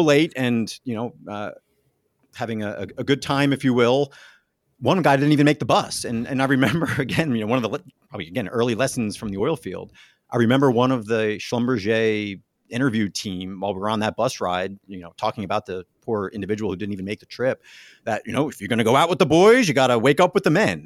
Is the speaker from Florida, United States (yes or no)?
no; New Jersey, United States; moved away; also born or lived in Pittsburgh; growing up in New Jersey, uh, going to Notre Dame